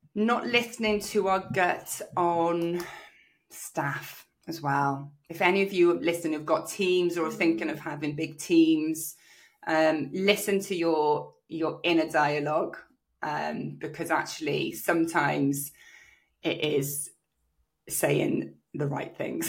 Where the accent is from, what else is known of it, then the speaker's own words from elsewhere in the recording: South Wales, United Kingdom; also born or lived in Australia; my local area in South Wales